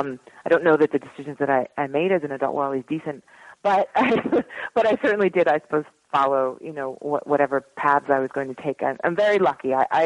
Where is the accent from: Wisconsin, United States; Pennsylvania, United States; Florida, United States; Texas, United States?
Pennsylvania, United States; Philadelphia; moved away as an adult; Anyway, so I grew up in Philadelphia more or less. I went to high school there. And then I moved to New York when I was 18 to go to college.